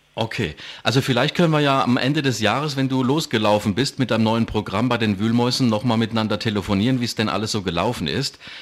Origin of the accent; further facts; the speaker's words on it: Ludwigshafen, Rhineland-Palatinate, Germany; accent: Palatine; Ich bin pelzisch, ich komme aus Ludwigshafen am Rhein.